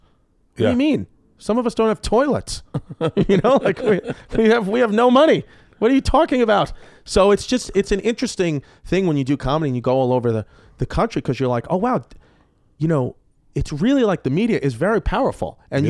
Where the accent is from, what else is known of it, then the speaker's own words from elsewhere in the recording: New York City, New York, United States; See, that's not a possibility growing up in New York City